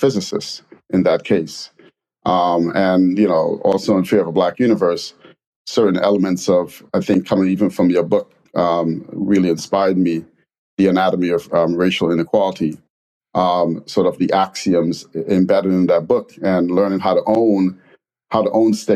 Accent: New York City, New York, United States; moved away; also born or lived in Trinidad and Tobago / London; coming from immigrating from Trinidad and Tobago, moving to the Bronx, growing up in the Bronx and living in a black part of London

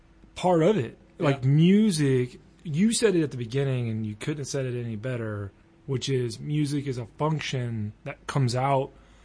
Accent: the South, United States; accent: country accent; I'm from the South too.

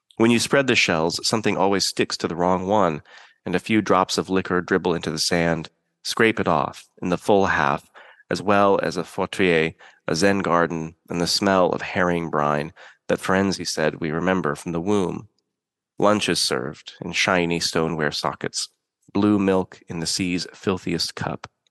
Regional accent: Pacific Northwest, United States; I grew up in the Pacific Northwest

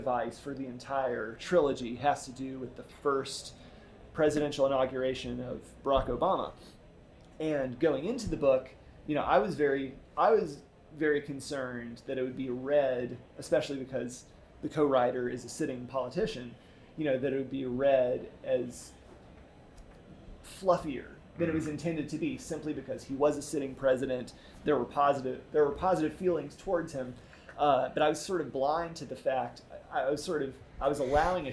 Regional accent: the South, United States; growing up as a Southerner with baby boomer parents who were Southerners

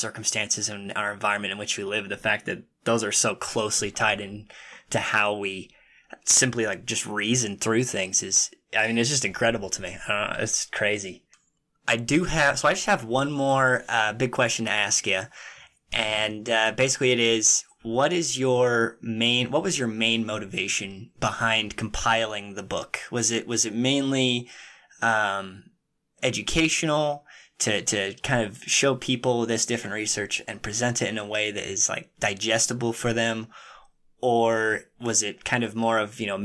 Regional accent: Utah, United States; I was born and raised in Utah.

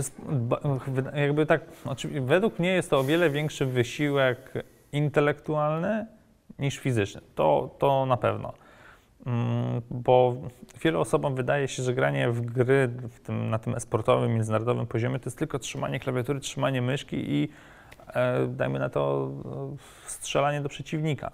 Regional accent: Warsaw, Masovian Voivodeship, Poland; W Warszawie, skąd pochodzę

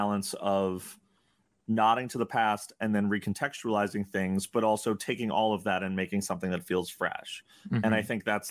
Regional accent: New York City, New York, United States; as a kid growing up in New York City

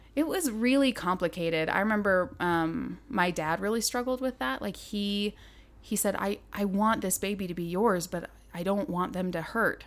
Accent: Southern Idaho, United States; moved away as an adult; now in Montana, United States; I grew up in Southern Idaho

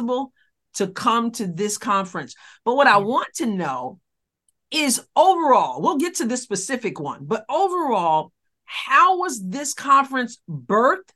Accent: New York, United States; now in Missouri, United States; I'm in Missouri, but I'm from New York

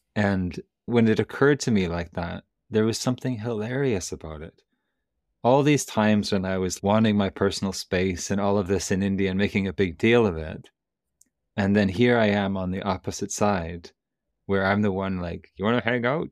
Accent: Canada; I'm from Canada

